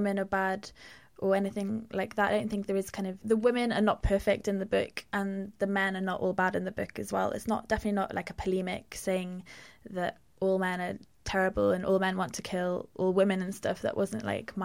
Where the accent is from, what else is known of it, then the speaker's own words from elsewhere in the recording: Pembrokeshire, Wales, United Kingdom; I grew up in Pembrokeshire, by the sea.